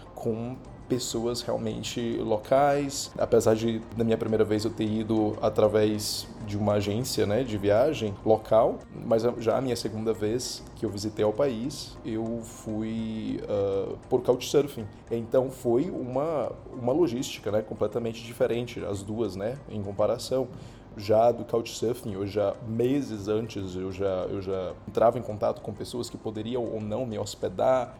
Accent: Brazil; moved away; Eu, como brasileiro, aplicando em Dubai

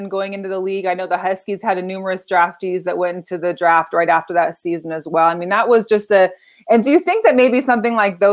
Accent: Seattle, Washington, United States; I was raised in Seattle

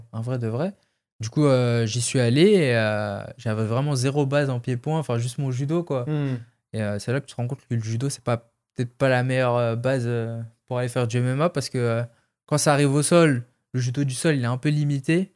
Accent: France; vu que j'ai fait comme tous les Français beaucoup de combats en France au début

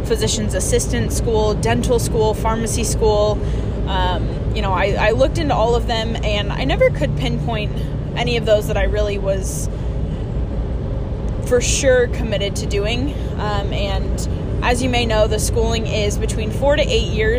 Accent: Texas, United States; I was born in Texas. I was born into a military family.

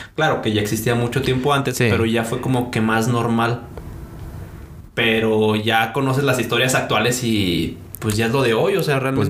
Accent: Celaya, Guanajuato, Mexico; moved away as an adult; also born or lived in Costa Chica, Guerrero; now in Aguascalientes, Mexico; Nací en Celaya, Guanajuato, realmente es donde he vivido la mayor parte de mi vida

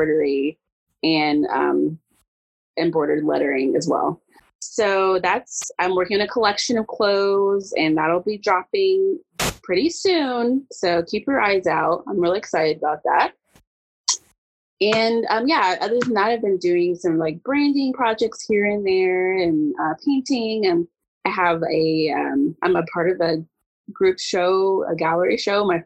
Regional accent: Dayton, Ohio, United States; moved away as an adult; now in Lexington, United States; So I am a born and bred Ohioan. I'm from Dayton, Ohio.

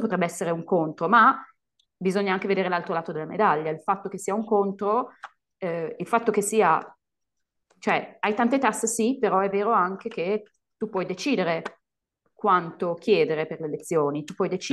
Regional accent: Italy; moved away as an adult; also born or lived in United States / Colombia / Spain; sono tornata in Italia e poi vabbè sono andata di nuovo in Spagna perché io non ce la faccio stare ferma nel mio paese

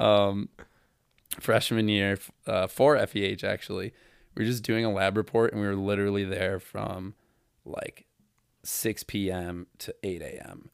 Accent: Toledo, Ohio, United States; I'm from Toledo, Ohio

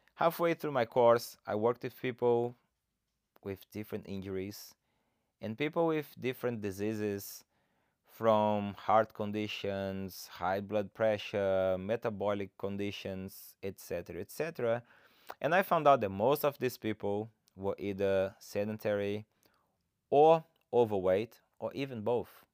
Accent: Brazil; English is a second language; moved away; I'm originally from Brazil. that's why I have this funny accent.

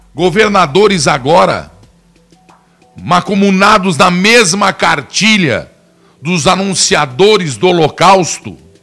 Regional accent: Brazil; eu sou brasileiro

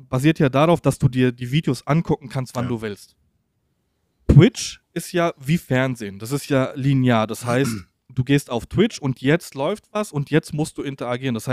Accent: Poland; German is a second language; ich als Pole kenne ich diese ganzen Fachausdrücke nicht

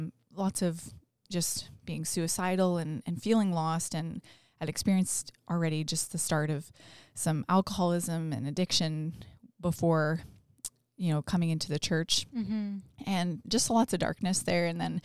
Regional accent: North Bay, Ontario, Canada; now in London, Canada; We, I'm from North Bay, which is very north of London.

